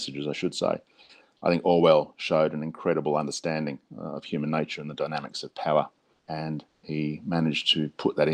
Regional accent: Australia; I'm an Australian crime fiction author

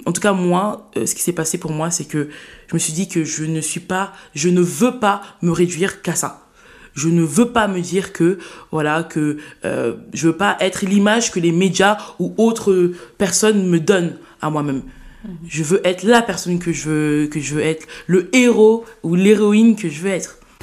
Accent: Saint-Denis, Île-de-France, France; J'ai vécu toute ma vie à, Saint-Denis. Euh, voilà, j'ai fait mon enfance, j'ai grandi là-bas, mon collège, mon lycée

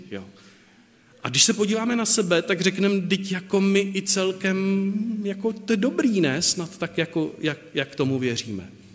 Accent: Moravia, Czechia; u nás na Moravě

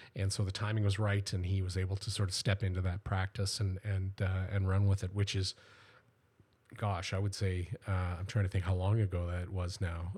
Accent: Welland, Ontario, Canada; I was born here in Welland and, uh, and grew up here.

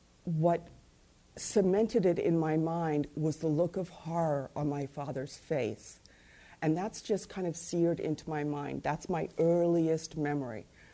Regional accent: Mumbai, Maharashtra, India; born there; I was born in Bombay, India, to, you know, both by parents who were born and bred in Ireland.

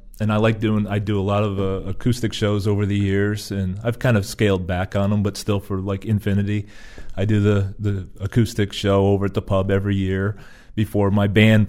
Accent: Frewsburg, New York, United States; I am originally from Frewsburg, New York. I grew up here

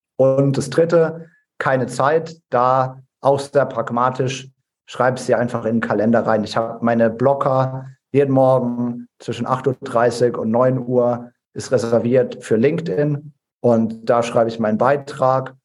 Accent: Ladenburg, Baden-Württemberg, Germany; aus meiner Heimatstadt Ladenburg

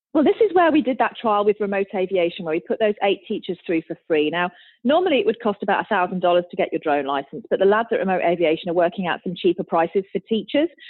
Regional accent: United Kingdom; as a British person

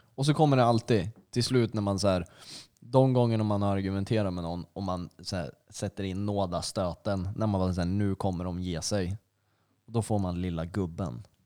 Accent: Flen, Södermanland, Sweden; jag är från Flen, Utterför, Halmsnäs

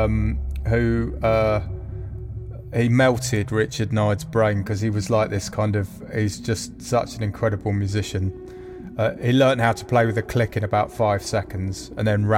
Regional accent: London, United Kingdom; born or raised there

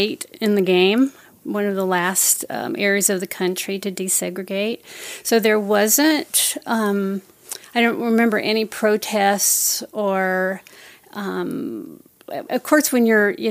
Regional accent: South Carolina, United States; moved away; I'm from South Carolina. and grew up probably as far west in South Carolina as you can get and still be there. So in the in the Appalachian Mountains in the foothills there

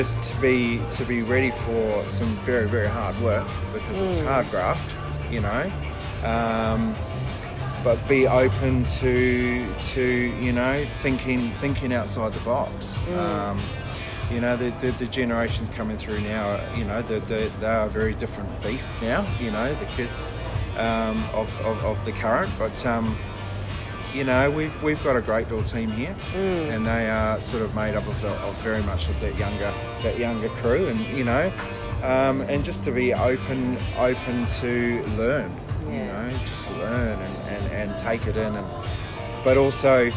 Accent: New Zealand; I'm a Kiwi

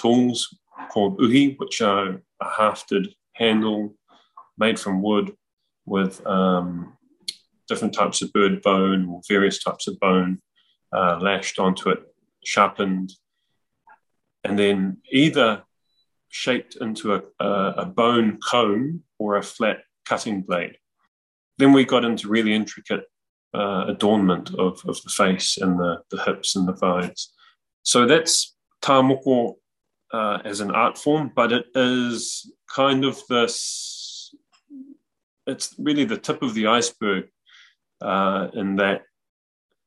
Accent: New Zealand; our identities and our cultural expression as Māori

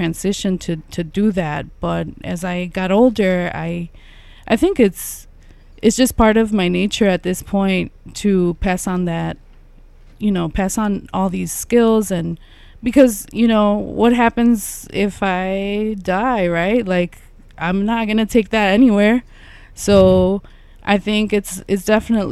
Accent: Chicago, Illinois, United States; I grew up here in Little Village

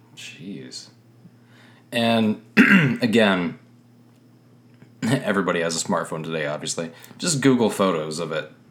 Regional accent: Northeast, United States; moved away; growing up in the Northeast.

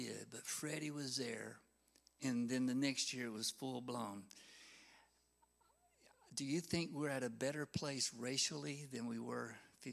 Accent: Vincent, Alabama, United States; also born or lived in Sylacauga, Alabama / Childersburg, Alabama / Harpersville, Alabama; I was born in Sylacauga, raised a little bit in Childersburg, and they moved over to Harpersville. And I started the first grade at Vincent Elementary School, and I went to the same location all 12 years.

